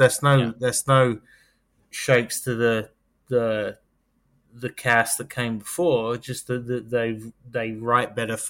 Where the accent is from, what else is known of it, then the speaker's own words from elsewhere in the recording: England, United Kingdom; now in United States; growing up in England